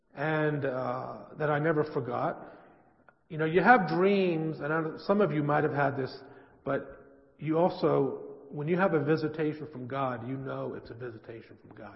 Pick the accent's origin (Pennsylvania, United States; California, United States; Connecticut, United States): California, United States; San Francisco; I grew up in San Francisco in a Jewish family